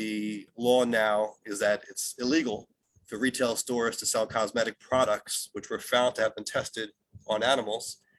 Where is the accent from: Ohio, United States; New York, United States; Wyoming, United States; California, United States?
New York, United States; New York City; I'm from New York City and we're just big into our pro sports teams